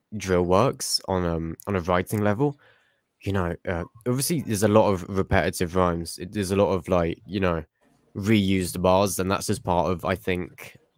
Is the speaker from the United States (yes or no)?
no; England, United Kingdom